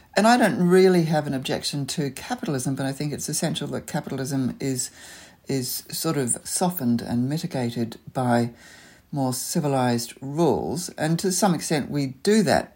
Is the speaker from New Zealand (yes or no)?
yes; Auckland, New Zealand; also born or lived in London; now in Sydney, Australia; I grew up in Auckland, so leafy suburbia was kind of home